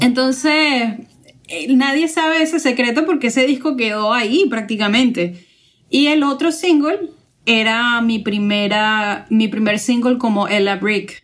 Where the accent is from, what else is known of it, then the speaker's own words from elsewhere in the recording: Venezuela; now in New York, United States; yo en Venezuela